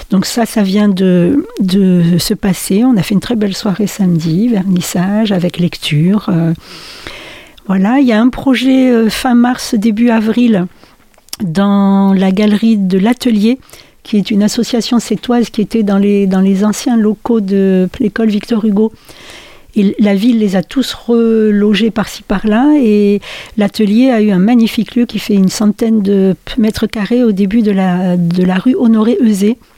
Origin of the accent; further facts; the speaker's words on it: France; also born or lived in Wallonia, Belgium; Alors moi je suis née en Belgique, en Wallonie, mais j'y suis pas restée longtemps. On a ensuite migré du côté de l'Est de la France et on est revenu dans, dans le Nord après